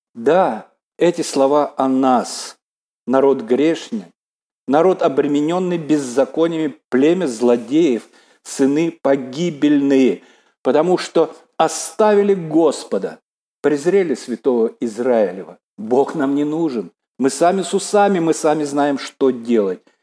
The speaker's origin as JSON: {"language": "Russian", "country": "Belarus"}